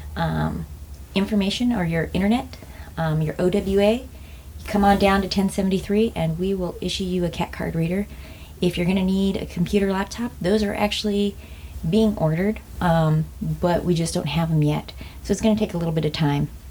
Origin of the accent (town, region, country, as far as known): United States